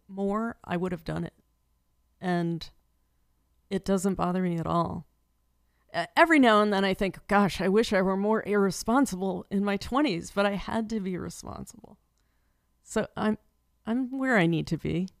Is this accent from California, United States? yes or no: no; Trumbull, Connecticut, United States; now in Shelton, United States; I grew up in Trumbull